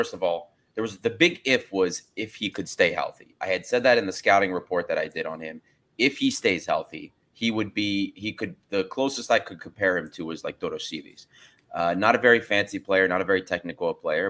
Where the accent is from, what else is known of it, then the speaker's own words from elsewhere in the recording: United States; As an American